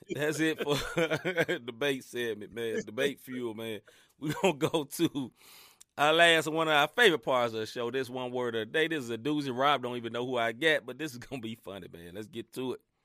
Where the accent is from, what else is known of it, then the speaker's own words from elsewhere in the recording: Mid-South, United States; accent: Southern; I'm from the South, literally from the South. Now, I ain't from the di-, deep, deep South, but I'm from the Mid South